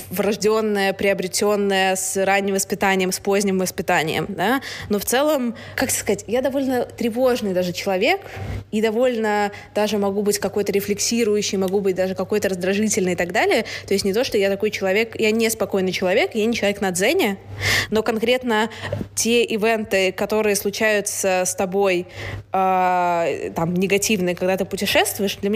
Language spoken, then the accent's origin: Russian; Saint Petersburg, Russia; moved away as an adult; also born or lived in United Kingdom; Я выросла в Петербурге